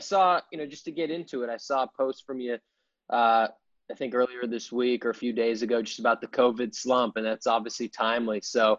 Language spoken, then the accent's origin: English; Boston, Massachusetts, United States; I'm from Boston